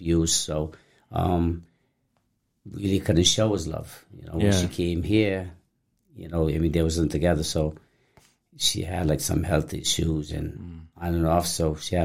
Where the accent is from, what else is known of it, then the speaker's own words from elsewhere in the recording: Cape Verde; moved away; I'm from a small island of Cape Verde Island